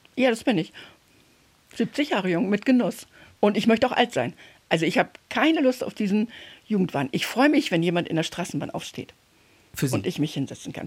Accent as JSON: {"language": "German", "area": "Oderbruch, former GDR", "region": "Brandenburg", "country": "Germany", "tie": "born or raised there", "moved": "yes", "said": "ich bin gebürtig aus dem Oderbruch in der DDR, ehemaligen DDR, Brandenburg."}